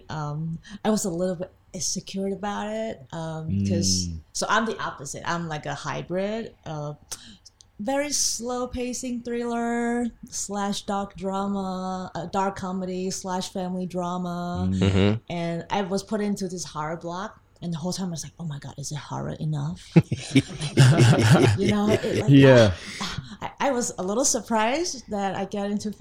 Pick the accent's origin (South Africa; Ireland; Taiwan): Taiwan; I'm from Taiwan.